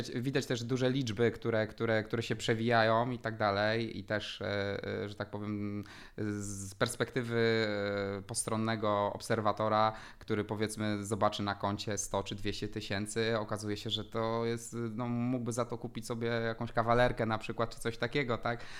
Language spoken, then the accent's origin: Polish; Poznań, Greater Poland, Poland; też było poszanowanie każdej złotóweczki, jesteśmy z Poznania